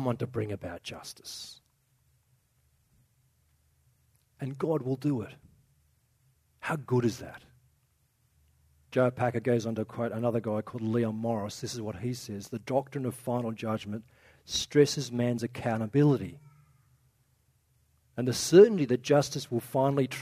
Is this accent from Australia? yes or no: yes; Australia; one of our cultural things as Aussie